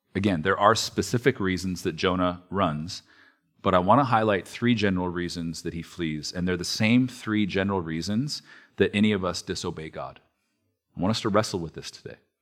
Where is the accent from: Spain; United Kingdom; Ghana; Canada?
Canada; Alberta; moved away; I am from Alberta